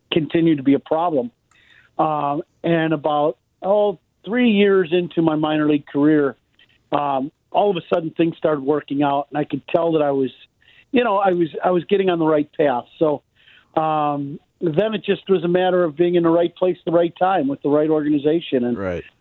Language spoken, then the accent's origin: English; Chicago, Illinois, United States; growing up in Chicago, uh, my dad was a big sports fan